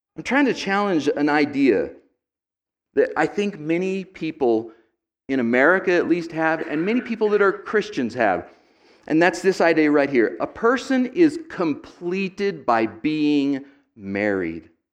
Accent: United States; I'm an American second

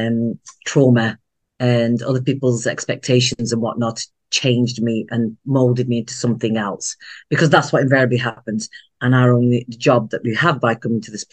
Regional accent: United Kingdom; I am a British Indian, a second generation born here in the UK to Indian immigrants

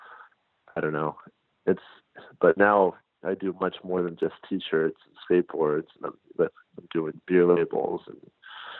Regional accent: Los Angeles, California, United States; I'm from Los Angeles

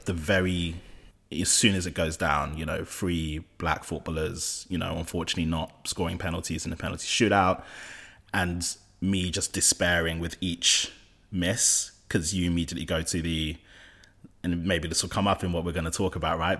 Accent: London, United Kingdom; I'm of Nigerian heritage, from West London. I grew up in West London

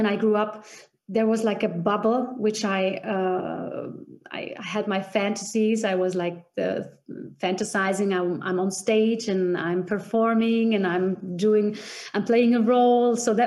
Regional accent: Vienna, Austria; moved away as an adult; also born or lived in Czech Republic / Bremen, Germany; now in Füssen, Germany; I was two when I came to Vienna, and I grew up in Vienna, in Austria

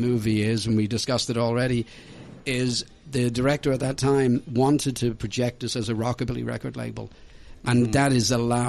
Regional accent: Ireland; moved away; also born or lived in Dublin, Ireland; I'm obviously European, you know. My family live in Dublin, Ireland. I'm Irish.

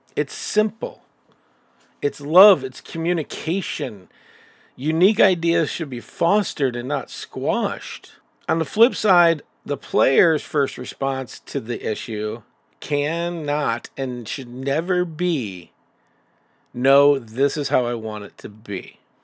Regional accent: Chicago, Illinois, United States; I'm from Chicago, and I can tell you right now that the group of friends that I have there are dynamically different

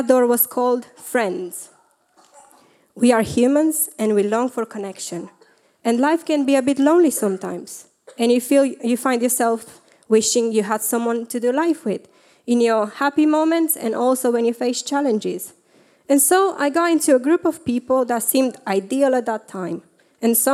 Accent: Romania; moved away; I grew up in Romania

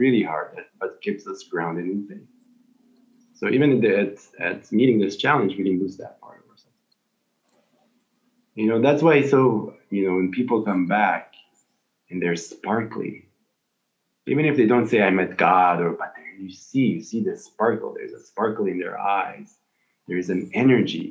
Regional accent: Israel; I'm from Israel

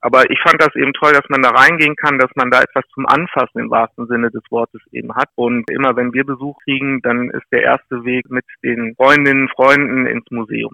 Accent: Bergen, Lower Saxony, Germany; Ich komme gebürtig aus Bergen, das ist ein kleines Dorf bei Rinteln. Also ich bin an der Weser groß geworden

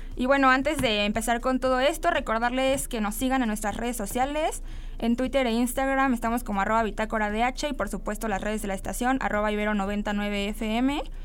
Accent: Mexico; hablando nosotros desde nuestro contexto mexicano

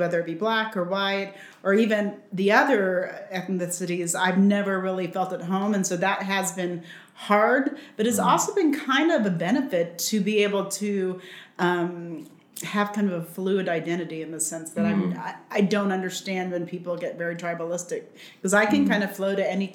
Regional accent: Los Angeles, California, United States; also born or lived in Spain; We were there for a little while, and then we moved to California. We came back here, and I grew up in California, mostly on the beach, in Venice Beach

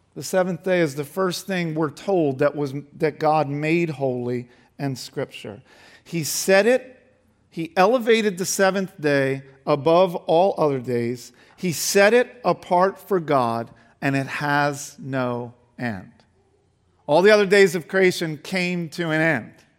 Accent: Delaware County, Pennsylvania, United States; I grew up in Delaware County, so not far from here

